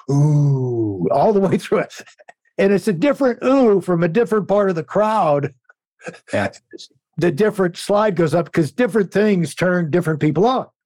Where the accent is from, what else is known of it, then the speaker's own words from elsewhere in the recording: Connecticut, United States; the idea of growing up in Connecticut, when I think of Connecticut, you think of basically it's wrong, but you think of wealth.